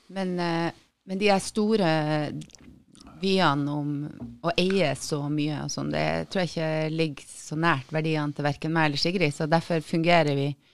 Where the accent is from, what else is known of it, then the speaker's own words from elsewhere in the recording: Tromsø, Troms, Norway; accent: northern Norwegian; jeg er fra Tromsø